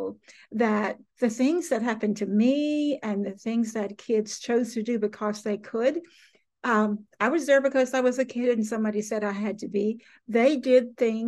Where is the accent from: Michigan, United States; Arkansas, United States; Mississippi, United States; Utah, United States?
Arkansas, United States; Willisville; I grew up in South Arkansas in a little bitty town called Willisville, Arkansas